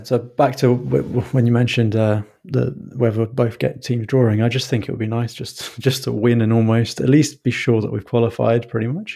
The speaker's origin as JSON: {"language": "English", "region": "London", "country": "United Kingdom", "tie": "born or raised there", "said": "I grew up in London"}